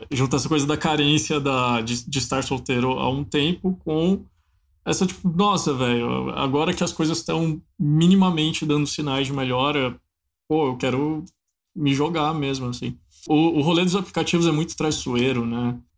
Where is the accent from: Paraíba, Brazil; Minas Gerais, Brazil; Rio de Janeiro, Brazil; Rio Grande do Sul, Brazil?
Minas Gerais, Brazil; um longa-metragem que foi filmado na, na, região de onde eu sou, que é a Valentina